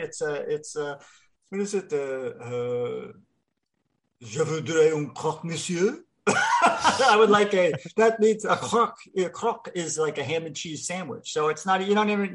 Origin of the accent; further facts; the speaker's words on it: Northeast, United States; I grew up in the Northeast and we have a lot of very big French Canadian population up in the Northeast, Lowell, Massachusetts